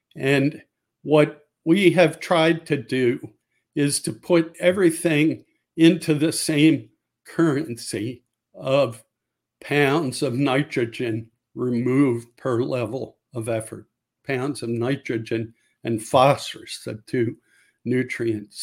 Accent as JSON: {"language": "English", "region": "Maryland", "country": "United States", "tie": "born or raised there", "said": "I grew up in Maryland from about the age of six on"}